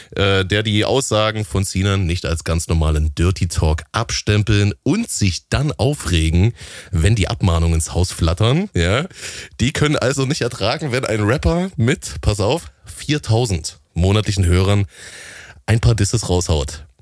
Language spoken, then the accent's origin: German; Halle, Saxony-Anhalt, Germany; in meiner Heimatstadt Halle an der Saale im tiefsten Osten